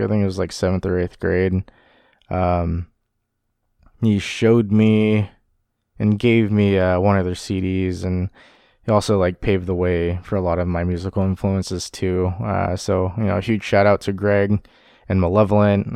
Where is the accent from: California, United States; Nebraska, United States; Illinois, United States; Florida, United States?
California, United States; Sacramento; growing up in the Sacramento music scene